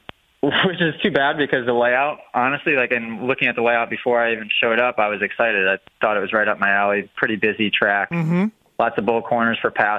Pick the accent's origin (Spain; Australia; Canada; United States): United States; New England; New England born and raised